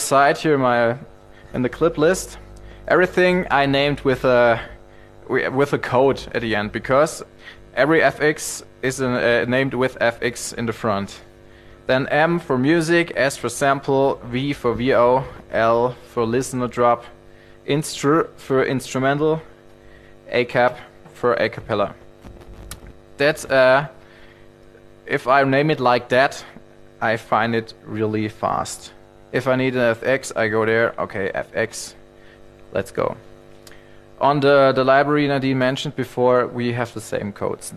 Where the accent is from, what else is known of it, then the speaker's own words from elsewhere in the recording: Germany; I'm from Germany